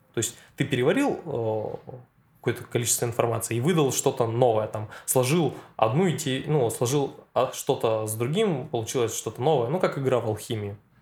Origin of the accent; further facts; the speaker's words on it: Satpayev, Karaganda Region, Kazakhstan; moved away as an adult; now in Novosibirsk, Russia; родился я в таком неизвестном городе под названием Сатпаев. Это в Казахстане.